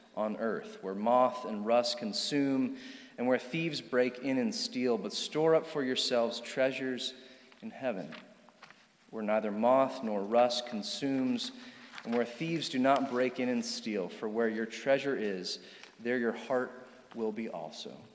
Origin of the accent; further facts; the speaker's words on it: Charlottesville, Virginia, United States; I grew up here in Charlottesville